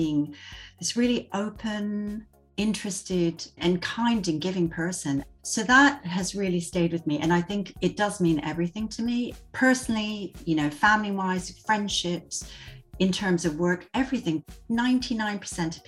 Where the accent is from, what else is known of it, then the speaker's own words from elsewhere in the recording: Vancouver, British Columbia, Canada; I'm originally from Vancouver, British Columbia